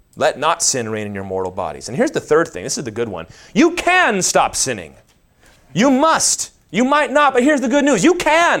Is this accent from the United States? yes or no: yes; the Bible Belt, United States; We grew up in the Bible Belt